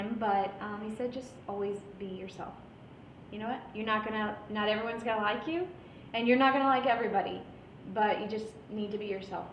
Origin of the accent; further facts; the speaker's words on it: San Antonio, Texas, United States; now in Houston, United States; I'm from San Antonio